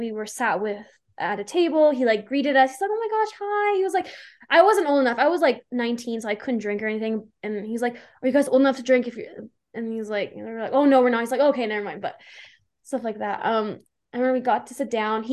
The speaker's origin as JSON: {"language": "English", "town": "Calgary", "region": "Alberta", "country": "Canada", "tie": "born or raised there", "said": "my hometown, Calgary"}